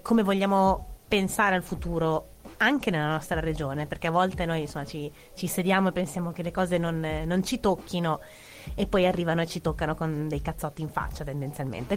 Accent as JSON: {"language": "Italian", "town": "Modena", "region": "Emilia-Romagna", "country": "Italy", "said": "io sono di Modena"}